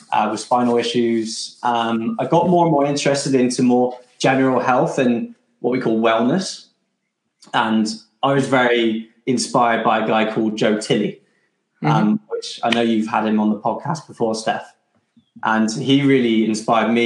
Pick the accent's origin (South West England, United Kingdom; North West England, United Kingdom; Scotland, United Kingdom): South West England, United Kingdom; Bristol; moved away; also born or lived in London; I'm from Bristol originally.